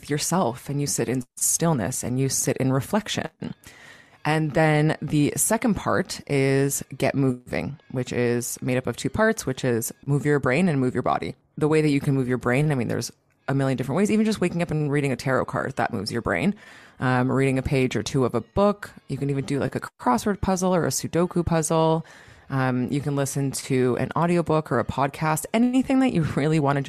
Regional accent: Toronto, Ontario, Canada; now in Greece; right now I'm living in Greece, and I'm from Toronto

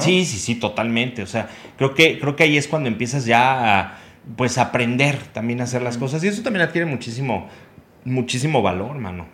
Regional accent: Querétaro, Mexico; also born or lived in Mexico City; yo digo que soy queretano, nacido en la Ciudad de México

